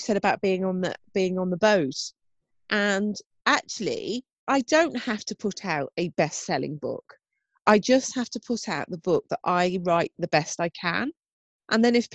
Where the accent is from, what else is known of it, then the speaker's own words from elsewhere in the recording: United Kingdom; us being British